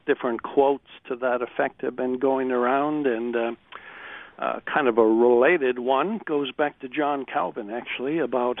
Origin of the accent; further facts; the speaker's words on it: United States; moved away; my home country